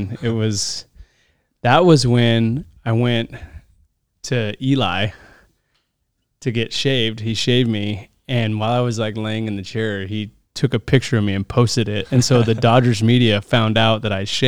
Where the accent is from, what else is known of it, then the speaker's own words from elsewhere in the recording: West Coast, United States; I was a West Coast guy